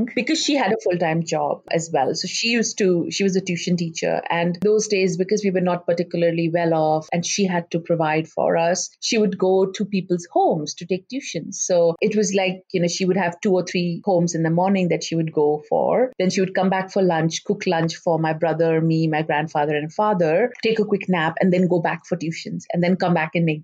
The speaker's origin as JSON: {"language": "English", "town": "Ulhasnagar", "region": "Maharashtra", "country": "India", "tie": "born or raised there", "also_born_or_lived": "Mumbai, India", "moved": "as an adult", "lives_now": "Perth, Australia", "said": "we grew up in Ulasnagar, which had a huge Sindhi population"}